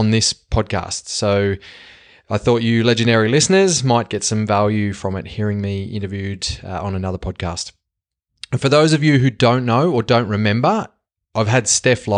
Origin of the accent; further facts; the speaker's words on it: Australia; accent: Bogan; now in Sweden; I'll have this Bogan accent for life